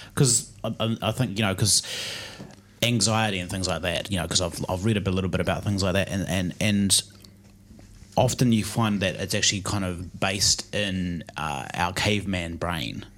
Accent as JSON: {"language": "English", "country": "New Zealand", "tie": "born or raised there", "said": "our high school in New Zealand, growing up in New Zealand"}